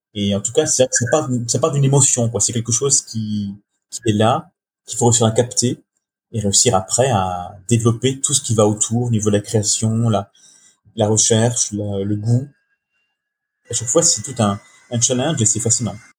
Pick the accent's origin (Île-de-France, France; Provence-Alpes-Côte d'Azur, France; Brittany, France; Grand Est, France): Brittany, France; je suis breton